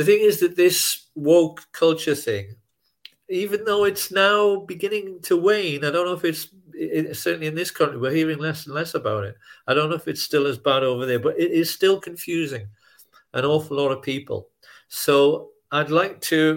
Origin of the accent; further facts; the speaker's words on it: United Kingdom; I'm British